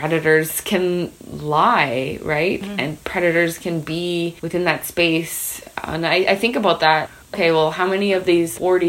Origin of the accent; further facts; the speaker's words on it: Grey Owl's alleged territory, Saskatchewan, Canada; I'm from Gray Owl's alleged territory